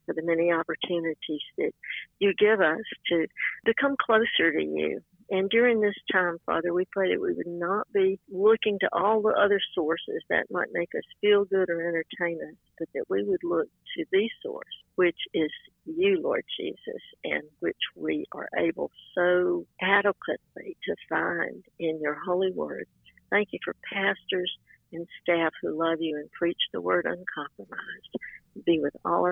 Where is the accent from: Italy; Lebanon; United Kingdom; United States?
United States; Greenville, South Carolina; now in Columbia, United States; I grew up in Greenville, South Carolina